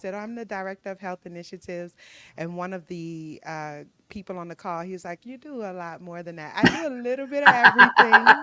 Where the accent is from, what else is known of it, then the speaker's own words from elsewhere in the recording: New Orleans, Louisiana, United States; moved away; I'm born and raised in New Orleans, mm-hmm. Louisiana